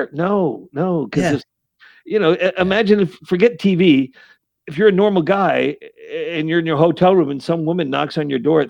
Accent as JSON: {"language": "English", "town": "Saratoga Springs", "region": "New York", "country": "United States", "tie": "born or raised there", "said": "growing up in Saratoga Springs, New York."}